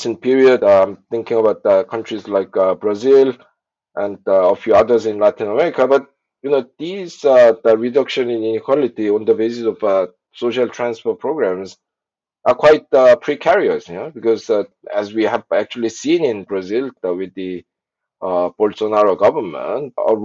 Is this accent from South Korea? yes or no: yes; South Korea; I was born in South Korea in the early 60s